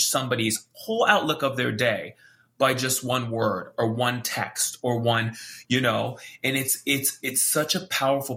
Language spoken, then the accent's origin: English; Hawaii, United States; I'm from Hawaii